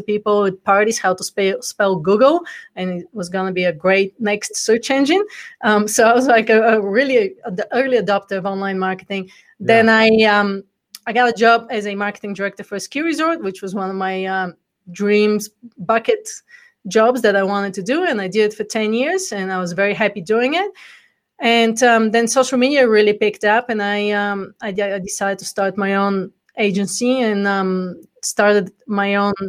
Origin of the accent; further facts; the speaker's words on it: Bulgaria; accent: Bulgarian; English is a second language; now in United States; Well, actually, before I came from the corporate world, I came from Bulgaria, which is where the accent's from. So I'm actually a first generation immigrant in America